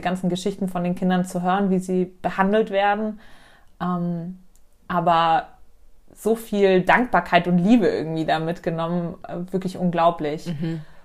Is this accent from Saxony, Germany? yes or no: no; Munich, Bavaria, Germany; ich bin 27, gebürtige Münchnerin